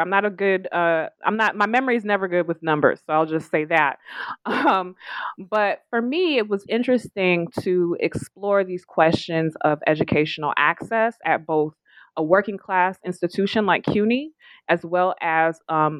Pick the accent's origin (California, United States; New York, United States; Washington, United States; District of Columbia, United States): California, United States; I grew up in California. I was a young person when Proposition 209 was passed.